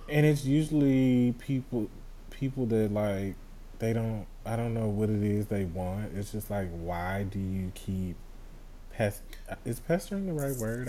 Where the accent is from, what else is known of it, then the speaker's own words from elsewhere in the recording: Houston, Texas, United States; I'm from Houston